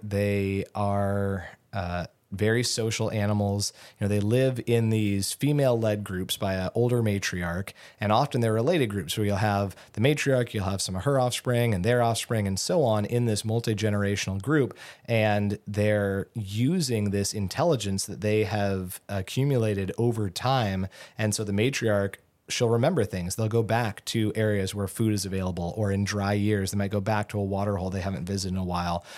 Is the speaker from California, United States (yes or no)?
yes; Southern California, United States; moved away as an adult; also born or lived in Gainesville, Florida; now in Alaska, United States; I grew up in Southern California